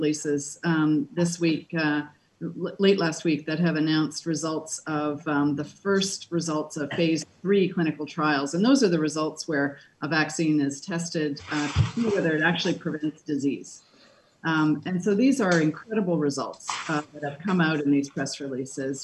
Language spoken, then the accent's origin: English; Canada; I'm a Canadian